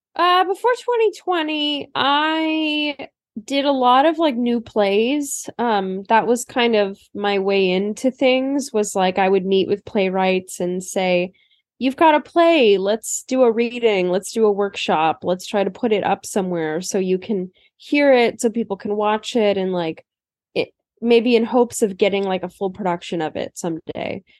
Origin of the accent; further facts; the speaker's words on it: Turlock, California, United States; now in New York, United States; I used to really hate living in Turlock, um, when I was a kid